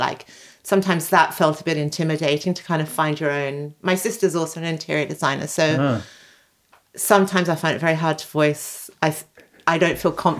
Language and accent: English; Sydney, New South Wales, Australia; now in London, United Kingdom; I grew up in Sydney